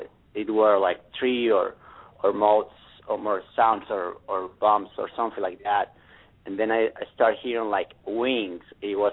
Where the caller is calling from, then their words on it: San Antonio, Texas, United States; San Antonio.